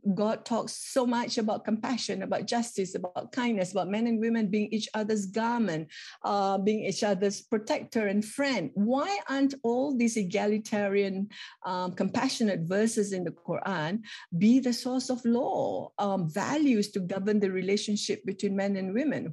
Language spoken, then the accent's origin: English; Malaysia; the Islam that we grew up with in Southeast Asia, or at least in, in Malaysia.